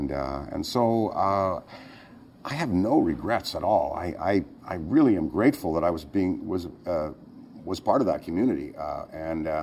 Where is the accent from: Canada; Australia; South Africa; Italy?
Canada; Ottawa, Ontario; moved away; also born or lived in Hull, Quebec / Toronto; I had a great childhood. I grew up in Ottawa, Canada